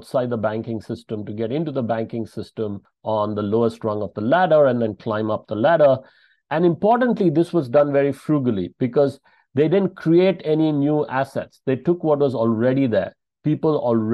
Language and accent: English; Bangalore, Karnataka, India; from Bangalore in South India, my hometown